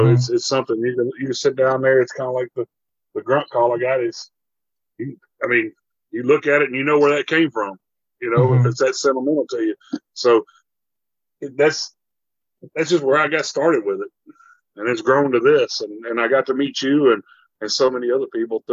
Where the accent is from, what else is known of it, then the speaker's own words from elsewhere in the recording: Minden, Louisiana, United States; also born or lived in Idaho; I grew up in Minden, Louisiana.